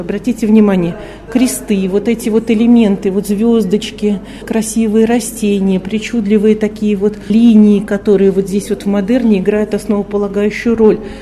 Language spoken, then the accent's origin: Russian; Moscow, Russia; я говорю как москвичка